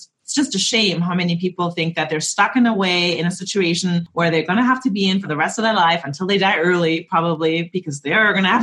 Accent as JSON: {"language": "English", "country": "Germany", "moved": "yes", "said": "I'm from Germany and we didn't really talk about our feelings in Germany."}